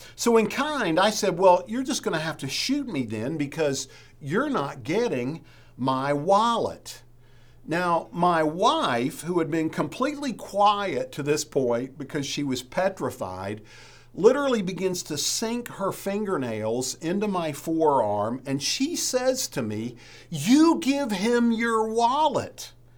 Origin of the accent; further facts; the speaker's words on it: West Virginia, United States; moved away; I'm from West Virginia